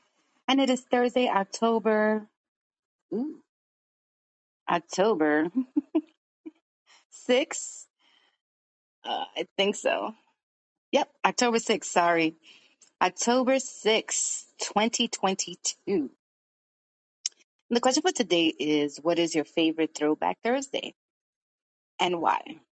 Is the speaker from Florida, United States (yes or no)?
no; New York, United States; also born or lived in Brooklyn; I am 52 years old. I was born in Brooklyn, New York, raised in Washington Heights, and now I live in the Bronx.